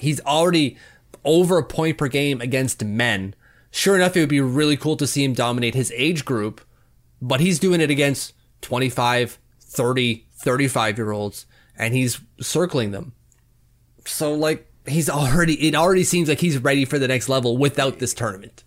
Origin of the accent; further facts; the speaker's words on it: Canada; As a Canadian